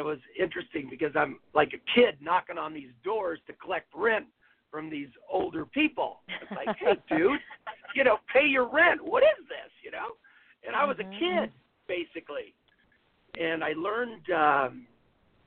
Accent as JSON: {"language": "English", "town": "Los Angeles", "region": "California", "country": "United States", "tie": "born or raised there", "said": "I was born in California. I grew up in Los Angeles, Woodland Hills"}